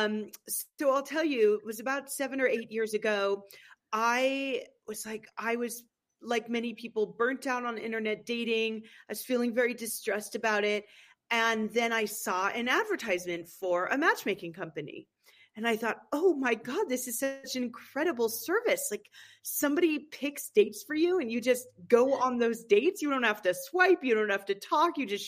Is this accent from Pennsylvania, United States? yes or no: no; Berkeley, California, United States; moved away as an adult; also born or lived in San Francisco / Los Angeles / New York / East Coast; now in Aspen, United States; I was born and raised in California